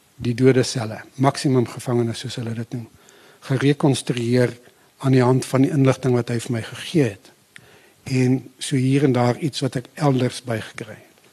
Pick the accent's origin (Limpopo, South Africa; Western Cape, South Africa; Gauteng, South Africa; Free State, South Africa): Limpopo, South Africa; the Bushveld by the; moved away as an adult; also born or lived in Pinetown / Potchefstroom; ek het eintlik maar daar in die Bosveld teen die Limpopo groot geword waar my familie 'n plaas gehad